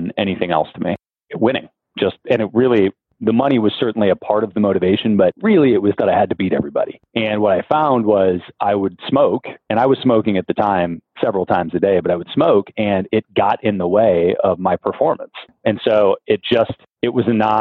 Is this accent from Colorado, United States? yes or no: no; Ann Arbor, Michigan, United States; I grew up in Ann Arbor, Michigan